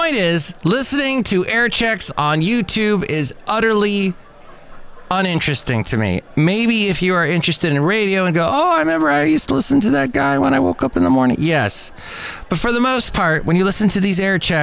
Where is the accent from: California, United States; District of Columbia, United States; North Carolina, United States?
California, United States; Los Angeles; now in Bay Area, United States; I grew up in the San Fernando Valley, Southern California